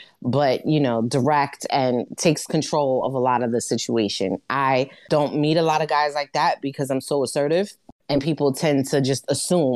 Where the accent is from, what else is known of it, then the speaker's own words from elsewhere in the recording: New York City, New York, United States; I'm from Brooklyn